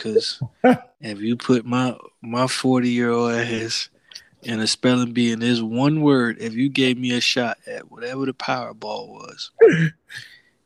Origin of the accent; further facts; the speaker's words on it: the South, United States; moved away; as a Southerner